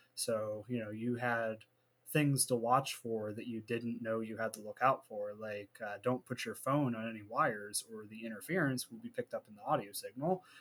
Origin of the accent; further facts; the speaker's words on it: Warren, Ohio, United States; also born or lived in Youngstown, Ohio; we decided Warren was okay, and I lived there for a lot of my adolescence